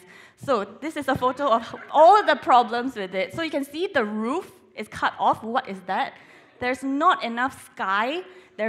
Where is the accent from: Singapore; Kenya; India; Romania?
Singapore; moved away as an adult; now in Sheffield, United Kingdom; I'm originally from Singapore